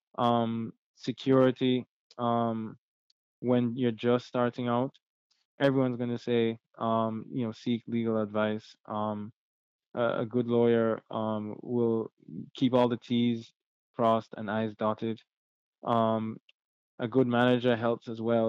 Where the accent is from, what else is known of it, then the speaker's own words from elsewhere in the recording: Jamaica; being Jamaican